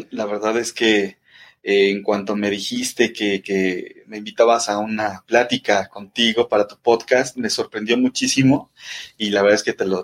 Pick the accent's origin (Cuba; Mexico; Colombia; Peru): Mexico; Mexico City; yo estoy, eh, te digo, acá en la Ciudad de México, de aquí soy, aquí nací y este, eh, pues he cambiado como de distintas colonias y todo esto, pero sigo viviendo en la Ciudad de México